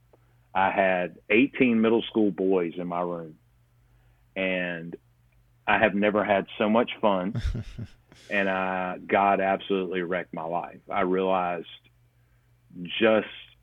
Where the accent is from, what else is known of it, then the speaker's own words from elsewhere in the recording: South Alabama, United States; I grew up in South Alabama